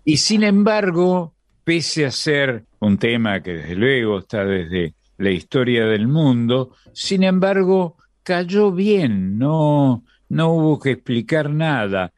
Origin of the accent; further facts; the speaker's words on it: Argentina; nosotros somos del sur, somos de América del Sur, de la Argentina, el país del plata